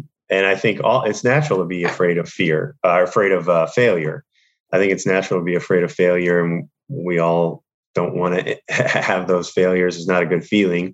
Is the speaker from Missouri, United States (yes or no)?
yes; St. Louis, Missouri, United States; moved away as an adult; now in Los Angeles, United States; I was born and raised in St. Louis. So I'm Midwest, St. Louis, Missouri. And then I moved out to LA, at 23